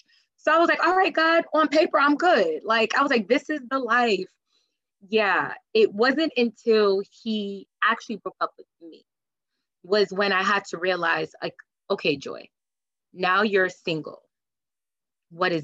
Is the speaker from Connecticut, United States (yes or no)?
yes; Connecticut, United States; moved away as an adult; now in New Jersey, United States; I grew up in Connecticut and I moved to New Jersey well over 8 years ago